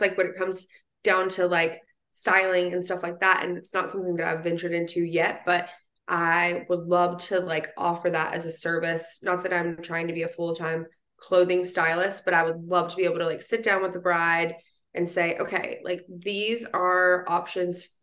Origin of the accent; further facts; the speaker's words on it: West Virginia, United States; I'm from West Virginia